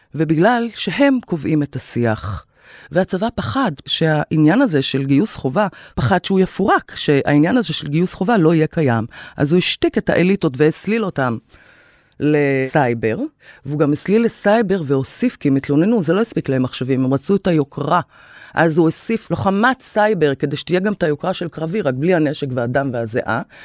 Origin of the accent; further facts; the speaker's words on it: Kiryat Ata, Haifa District, Israel; moved away as an adult; also born or lived in Tel Aviv; נולדתי בקריית אתא, להורים יוצאי מרוקו, שם גם גדלתי